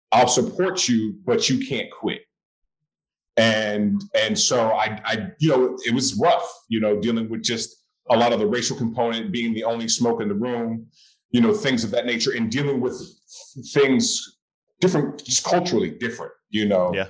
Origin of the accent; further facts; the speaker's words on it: Oakland, California, United States; moved away as an adult; also born or lived in Boston; I went to an all boys Catholic high school um, in Berkeley, California. I'm born and raised in Oakland.